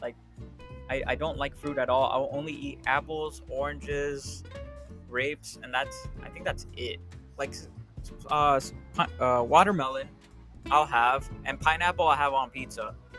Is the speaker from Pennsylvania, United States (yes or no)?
no; Chicago, Illinois, United States; Yeah, so I mean, I consider myself growing up in Chicago.